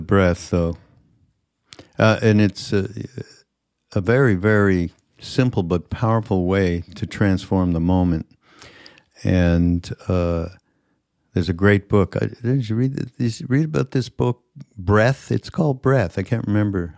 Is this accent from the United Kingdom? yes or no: no; Montreal, Quebec, Canada; moved away; I'm from Montreal. We didn't get all the same shows. We got Canadian